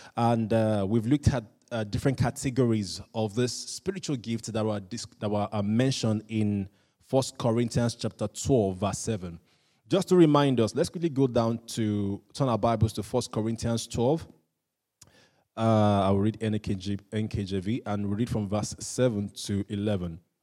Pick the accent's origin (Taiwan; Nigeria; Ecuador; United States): Nigeria; I'm Nigerian